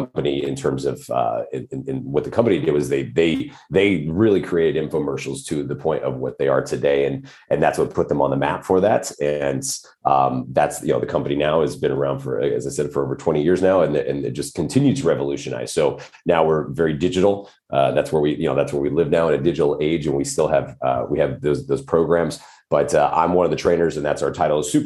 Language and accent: English; Odessa, Texas, United States; moved away as an adult; also born or lived in California / Lubbock, Texas / Washington State; now in Los Angeles, United States; I did grow up mostly in West Texas, just outside of a small town, just outside of Odessa